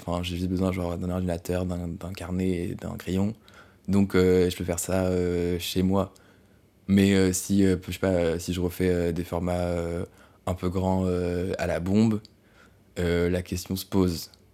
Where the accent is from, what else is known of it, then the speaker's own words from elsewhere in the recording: France; française parce qu'on est français